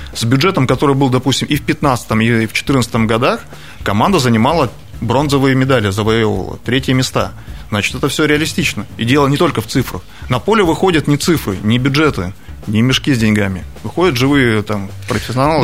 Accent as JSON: {"language": "Russian", "region": "Krasnoyarsk Krai", "country": "Russia", "tie": "born or raised there", "also_born_or_lived": "Sochi", "moved": "as an adult", "said": "я человек, тут, который тут родился, детство провел на наших футбольных а, стадиончиках"}